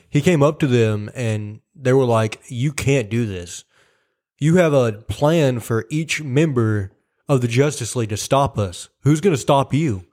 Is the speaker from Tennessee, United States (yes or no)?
yes; Tennessee, United States; we're from Tennessee.